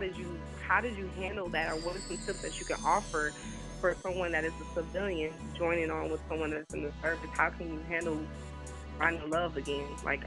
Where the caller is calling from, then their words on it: Atlanta, Georgia, United States; I am calling from Atlanta, Georgia.